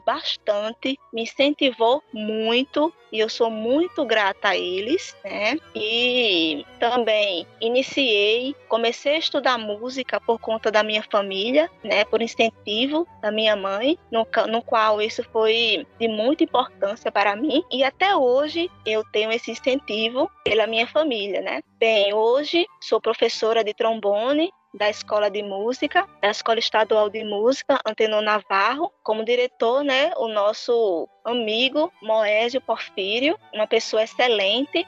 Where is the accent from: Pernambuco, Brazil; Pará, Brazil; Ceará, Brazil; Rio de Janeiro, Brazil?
Pernambuco, Brazil; Condado; eu vim de banda de música do interior de Pernambuco, sou de Condado, Pernambuco, e toco trombone